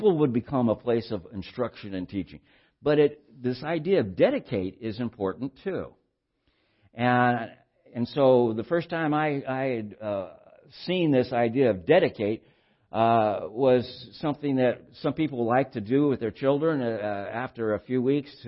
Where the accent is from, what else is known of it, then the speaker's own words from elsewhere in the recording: Santa Barbara, California, United States; I was raised in Santa Barbara in my childhood and adolescent years and pre-adolescent years